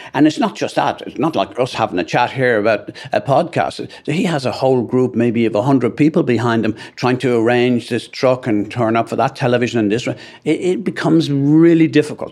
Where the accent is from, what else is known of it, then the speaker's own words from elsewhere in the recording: Ireland; as an Irishman